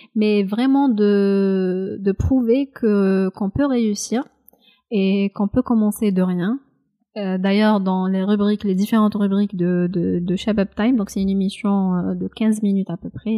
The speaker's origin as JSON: {"language": "French", "region": "Kabylie", "country": "Algeria", "said": "Même si je suis kabyle, je parle parfaitement le kabyle"}